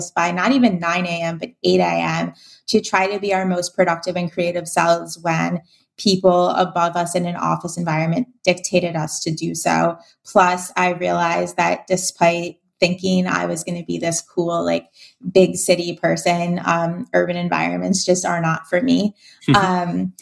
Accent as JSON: {"language": "English", "country": "United States", "also_born_or_lived": "Europe", "moved": "as an adult", "said": "I'm an American that's a digital nomad and spends most of my time in Europe"}